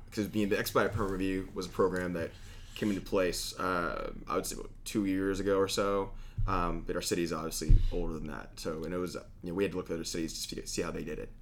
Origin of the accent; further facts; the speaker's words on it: Austin, Texas, United States; I grew up in Austin